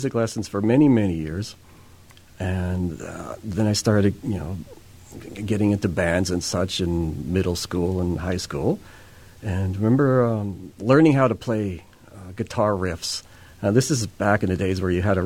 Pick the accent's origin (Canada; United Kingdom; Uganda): Canada; Winnipeg, Manitoba; now in Manitou, Canada; I'm from Winnipeg. I lived there for the first 48 years of my life.